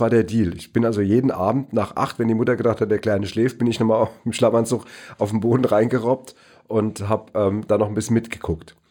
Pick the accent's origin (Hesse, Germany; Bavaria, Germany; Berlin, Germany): Hesse, Germany; Neu-Isenburg; im Astoria-Kino in Neu-Isenburg, wo ich groß geworden bin